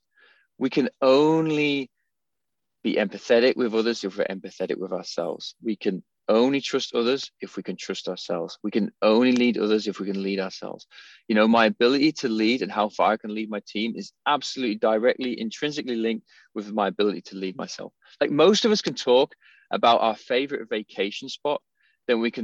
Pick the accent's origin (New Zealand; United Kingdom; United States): United Kingdom; England; I'm from England, I'm a cup of tea guy